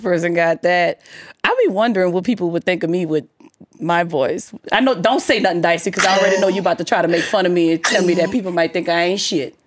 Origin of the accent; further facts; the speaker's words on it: New Orleans, Louisiana, United States; I'm from the hood. I'm from New Orleans